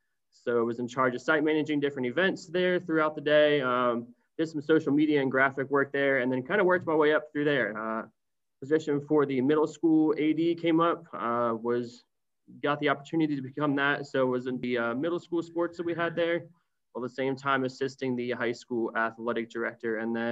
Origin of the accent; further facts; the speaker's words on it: Columbus, Ohio, United States; moved away as an adult; now in Cincinnati, United States; So I'm from Columbus, Ohio, originally from the Northwest side, graduated from Hilliard Darby High School.